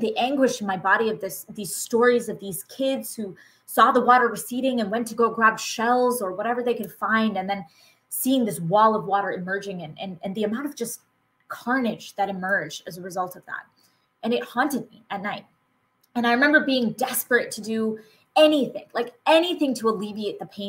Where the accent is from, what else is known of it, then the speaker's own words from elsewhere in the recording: Massachusetts, United States; I was born and raised in Massachusetts